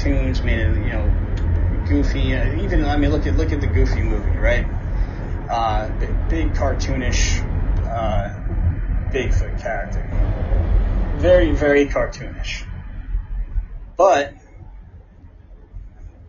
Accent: New Jersey, United States; growing up in Jersey, we had the New Jersey Devil.

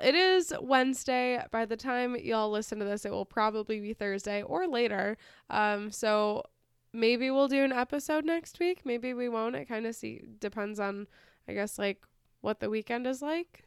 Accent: United States; we're American, and we're so happy over here

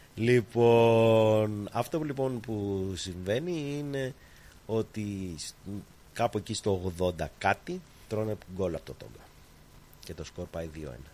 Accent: Greece; now in Australia

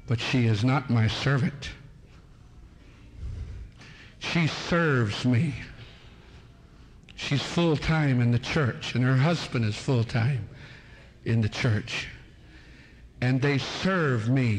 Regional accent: United States; Being an American citizen

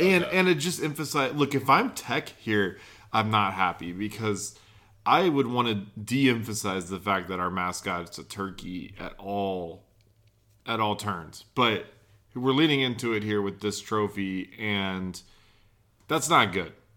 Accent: Charlotte, North Carolina, United States; I'm from the Charlotte area

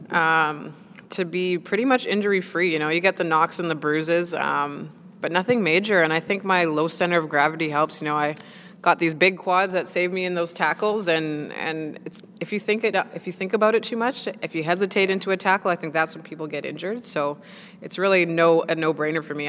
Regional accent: Winnipeg, Manitoba, Canada; moved away as an adult; now in Nottingham, United Kingdom; playing in the NWSL is my first time uh, leaving my hometown of Winnipeg

